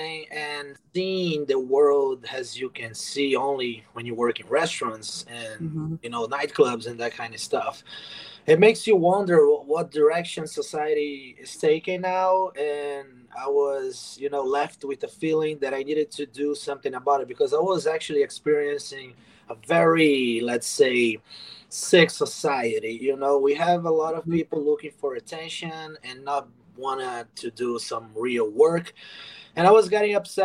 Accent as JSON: {"language": "English", "country": "Brazil", "moved": "as an adult", "lives_now": "United States", "said": "I moved to America in 2014. I'm originally from Brazil"}